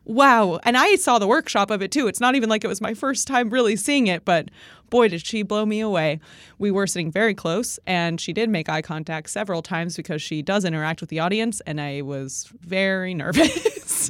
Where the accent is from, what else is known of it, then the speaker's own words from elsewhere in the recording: New York City, New York, United States; I'm a New Yorker